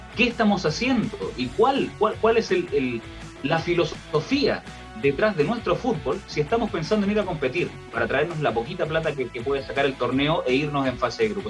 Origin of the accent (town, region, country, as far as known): Chile